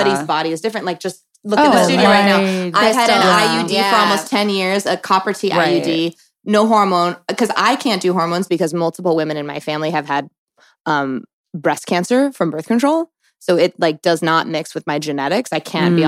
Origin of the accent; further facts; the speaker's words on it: East Coast, United States; I grew up on the East Coast